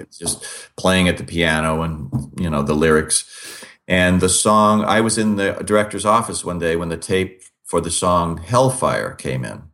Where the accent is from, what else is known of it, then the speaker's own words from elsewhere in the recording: Olympia, Washington, United States; I grew up in the Pacific Northwest